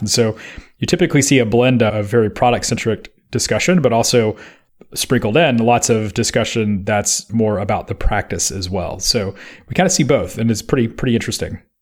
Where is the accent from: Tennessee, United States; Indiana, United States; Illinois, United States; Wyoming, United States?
Tennessee, United States; Memphis; moved away; When I was in Memphis, Tennessee, which is my hometown